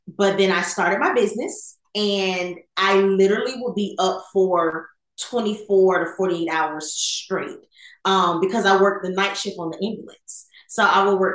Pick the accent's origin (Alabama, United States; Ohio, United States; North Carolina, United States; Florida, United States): Florida, United States; Fort Pierce; moved away as an adult; also born or lived in California; now in Atlanta, United States; I am originally from Fort Pierce, Florida, from a Jamaican family. I went off to the Air Force right out of high school